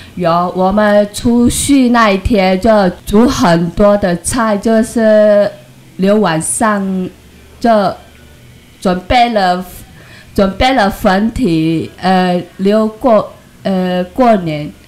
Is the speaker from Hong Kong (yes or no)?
no; Singkawang, West Kalimantan, Indonesia; moved away as an adult; now in Taiwan; 我家乡是印尼，加里曼丹三口洋，我是嫁过来的